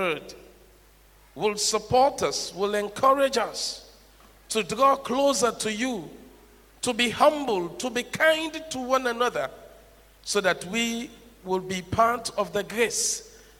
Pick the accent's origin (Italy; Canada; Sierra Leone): Sierra Leone; now in Ghana; possibly because of my tonation, you know I'm from Sierra Leone